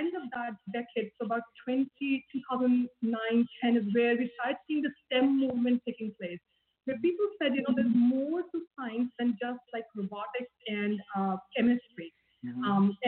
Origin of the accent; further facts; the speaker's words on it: India; moved away; I grew up in India